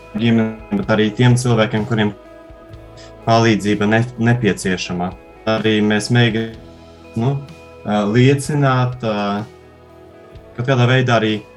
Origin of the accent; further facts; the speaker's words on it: Garkalne, Riga, Latvia; now in Rēzekne, Latvia; Es esmu no Pierīgas, no mazas, maza ciematiņa Gārkalnēs